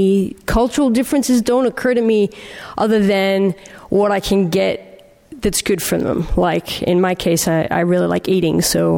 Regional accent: Mexico City, Mexico; Even though I grew up in Mexico City, I went to an international school, and my high school was actually 54 nationalities.

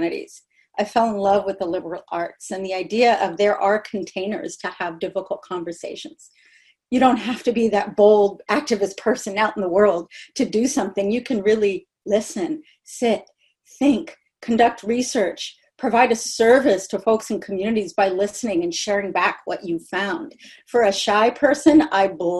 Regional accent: Berkeley, California, United States; also born or lived in Portland, Oregon; I was born in Berkeley, California

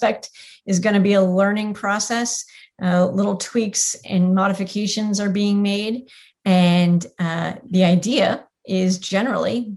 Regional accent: Tiburon, California, United States; moved away as an adult; now in Houston, United States; I grew up in Tiburon.

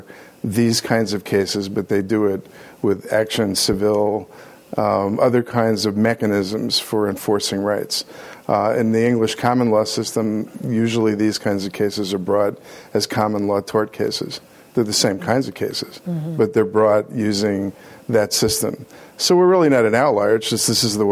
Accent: New York City, New York, United States; also born or lived in England; growing up in New York City, going to school in Harlem

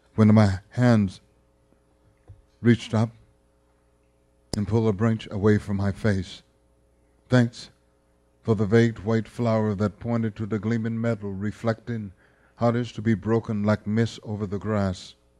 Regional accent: Bogalusa, Louisiana, United States; growing up in Bogalusa

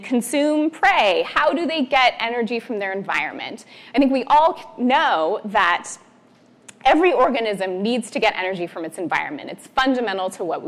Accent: Northern California, United States; I grew up in Northern California, going to the beach, playing in the intertidal

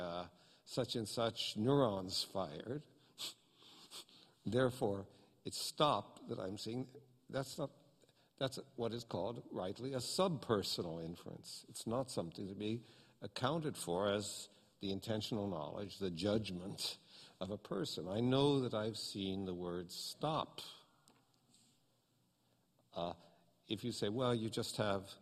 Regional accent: United States; I'm an American

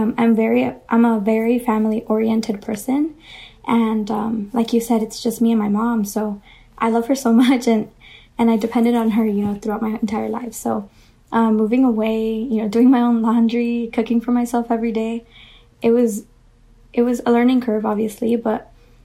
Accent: Los Angeles, California, United States; moved away; I'm originally from Los Angeles, specifically South Central, LA, which is a small neighborhood south of downtown

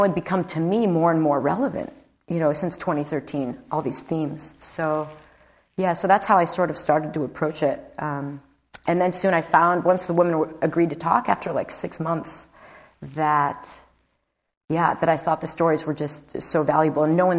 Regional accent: Chicago, Illinois, United States; I'm an Irish girl from Chicago, so I'm not Nicaraguan.

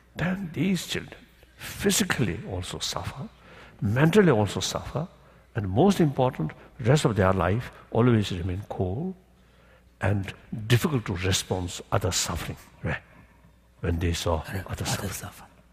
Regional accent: Tibet, China; moved away as an adult; age 24, I lost my own country

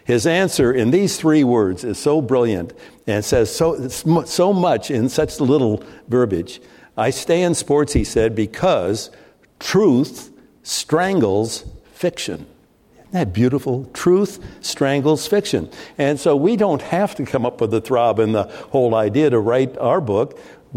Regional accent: Midwest, United States; moved away; I grew up in the Midwest

